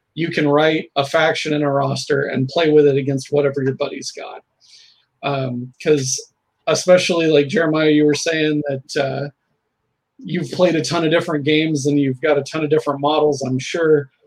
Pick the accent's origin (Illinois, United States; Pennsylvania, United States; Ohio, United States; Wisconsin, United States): Illinois, United States; Southern Illinois and Indiana, United States; now in Portland, United States; I'm originally from Southern Illinois and Indiana, um, now located in the Portland metro